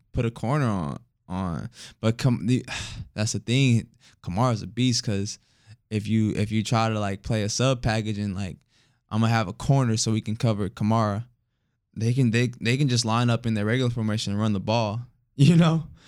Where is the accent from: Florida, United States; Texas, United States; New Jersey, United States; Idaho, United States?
Texas, United States; Houston; moved away; I'm from Houston